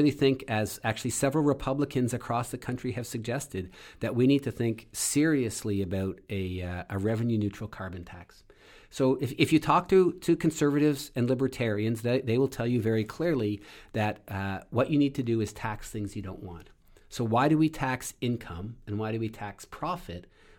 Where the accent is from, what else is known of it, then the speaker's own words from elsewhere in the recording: Canada; moved away as an adult; now in United States; And so, I'm also originally from Canada, came to this country to do my PhD research, and ended up staying.